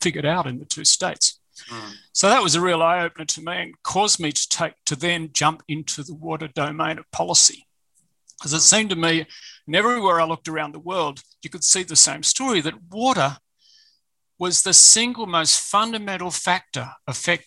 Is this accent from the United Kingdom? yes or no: no; Ngunnawal country, Australian Capital Territory, Australia; also born or lived in Fiji; I was born on Ngunnawal country and privileged to be born on Ngunnawal country, and I still live a few kilometres from where I was born